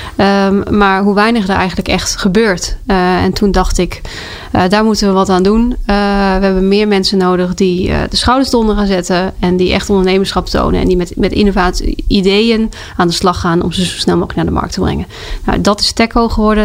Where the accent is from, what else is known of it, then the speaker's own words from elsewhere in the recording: South Limburg, Netherlands; moved away as an adult; also born or lived in Twente / Delft; now in Amersfoort, Netherlands; ik ben ooit geboren in Twente. Ik heb gepubert in Zuid-Limburg